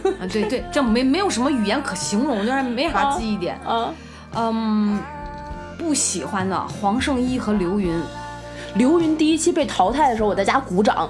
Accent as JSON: {"language": "Chinese", "town": "Qingdao", "region": "Shandong", "country": "China", "said": "我是青岛人"}